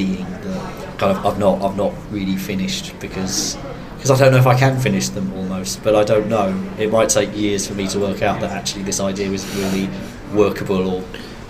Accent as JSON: {"language": "English", "town": "Malvern", "region": "West Midlands", "country": "United Kingdom", "tie": "born or raised there", "also_born_or_lived": "Kent", "accent": "Kent", "said": "I was born in Kent, and I sound like a person from Kent, and actually if you get me in a room with enough people from Malvern, you might actually start to detect that I don't quite talk like someone who is from Worcestershire."}